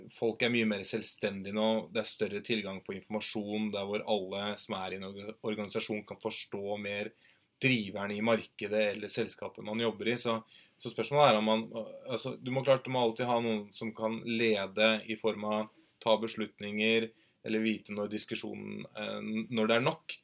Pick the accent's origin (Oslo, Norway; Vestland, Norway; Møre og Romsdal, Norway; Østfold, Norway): Østfold, Norway; Moss; jeg er fra Moss